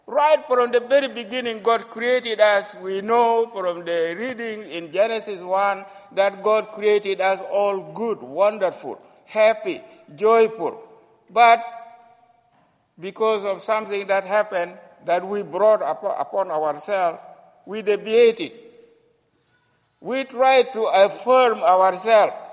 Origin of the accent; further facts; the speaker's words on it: South Sudan; I come from the country which has been separated from the Sudan, which is now called South Sudan.